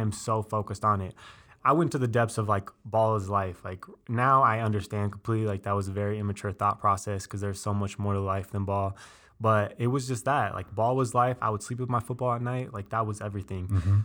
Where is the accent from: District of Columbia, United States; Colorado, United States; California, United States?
Colorado, United States; Colorado Springs; also born or lived in Denver; I was born in Colorado Springs